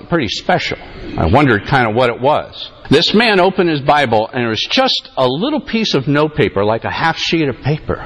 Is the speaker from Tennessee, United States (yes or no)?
no; Allentown, Pennsylvania, United States; moved away; I'm a native of Pennsylvania. I was born in Sacred Heart Hospital in Allentown, Pennsylvania